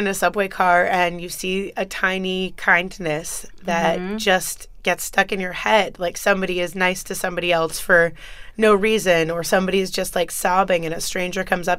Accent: Acton, Massachusetts, United States; also born or lived in Brazil / Los Angeles; When I was 5, we lived in Massachusetts, but I was born in Brazil, and then I mm-hmm. grew up in Massachusetts.

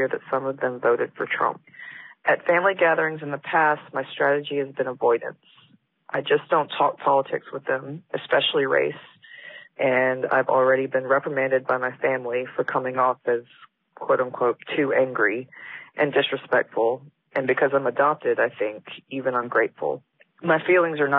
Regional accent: Birmingham, Alabama, United States; now in Los Angeles, United States; I live in Los Angeles right now, but grew up in Birmingham, Alabama

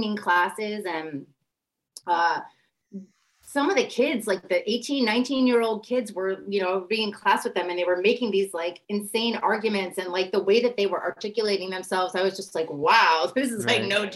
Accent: New York, United States; I'm from New York

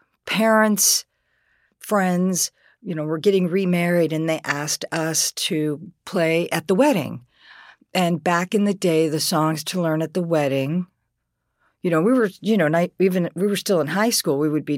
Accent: Huber Heights, Ohio, United States; also born or lived in Boston; I grew up in Huber Heights, and there was a lot of kids around. It was the 60s. There was a lot of neighborhoods. It was there were new houses, new suburb buildings.

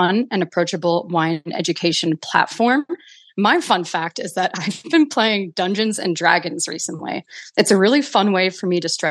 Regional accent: Milwaukee, Wisconsin, United States; I grew up in Milwaukee, Wisconsin

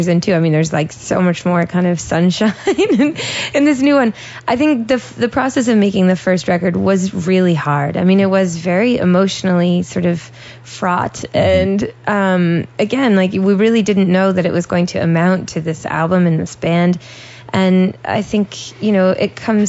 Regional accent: Vermont, United States; now in Los Angeles, United States; I grew up in Vermont

